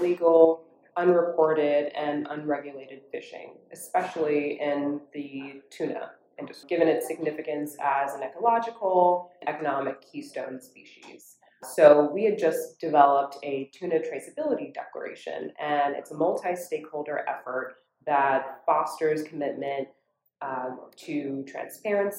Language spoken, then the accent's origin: English; Orlando, Florida, United States; I grew up in Orlando, Florida, and I grew up specifically in a community called Dr. Phillips.